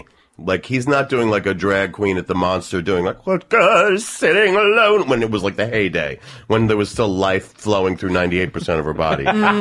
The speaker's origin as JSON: {"language": "English", "town": "Commack", "region": "New York", "country": "United States", "said": "I'm from Comac."}